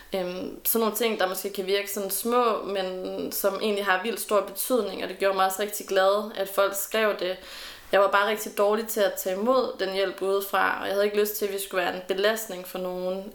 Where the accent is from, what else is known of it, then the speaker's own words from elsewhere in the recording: Randers, Central Denmark Region, Denmark; moved away as an adult; also born or lived in Aalborg; now in Aarhus, Denmark; det her hjemme i Randers